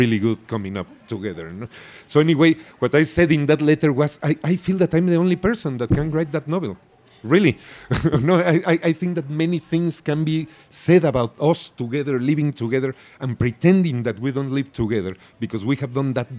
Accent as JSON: {"language": "English", "region": "Mexico City", "country": "Mexico", "moved": "as an adult", "lives_now": "New York, United States", "said": "I am a boy from Mexico City that lives in New York"}